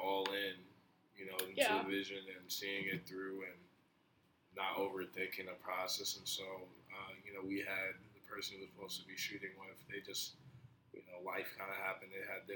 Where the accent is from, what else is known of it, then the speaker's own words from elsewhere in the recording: Minneapolis, Minnesota, United States; also born or lived in New Jersey; growing up in South Minneapolis